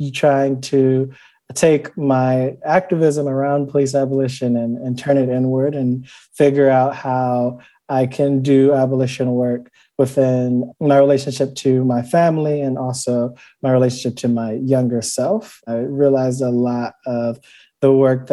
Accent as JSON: {"language": "English", "town": "Cleveland", "region": "Ohio", "country": "United States", "tie": "born or raised there", "said": "growing up in Cleveland"}